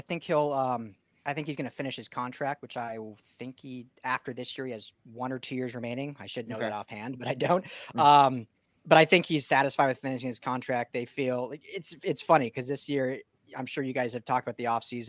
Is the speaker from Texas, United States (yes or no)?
no; Denver, Colorado, United States; now in Long Beach, United States; I'm from Denver originally. I'm a Broncos fan